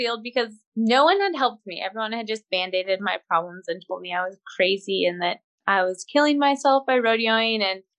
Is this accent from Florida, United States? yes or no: no; Wyoming, United States; moved away as an adult; also born or lived in Panhandle of Oklahoma; now in Oklahoma, United States; I grew up in Wyoming